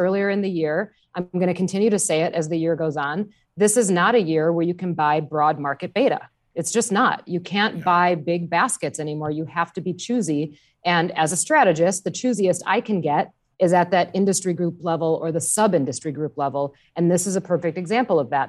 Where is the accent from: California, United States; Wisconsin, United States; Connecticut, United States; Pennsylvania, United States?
Wisconsin, United States; I grew up in Wisconsin.